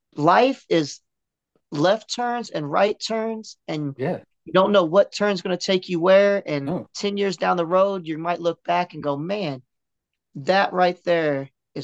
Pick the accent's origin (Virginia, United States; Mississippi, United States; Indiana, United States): Indiana, United States; moved away as an adult; now in Houston, United States; I'm from Indiana. I live down in Houston, Texas now.